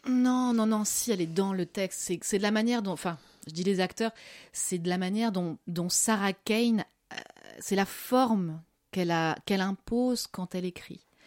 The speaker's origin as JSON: {"language": "French", "country": "France", "also_born_or_lived": "Morocco", "said": "je suis française"}